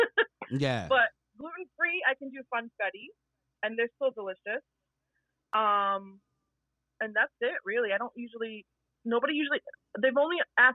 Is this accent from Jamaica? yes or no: yes; Jamaica; I'm Jamaican.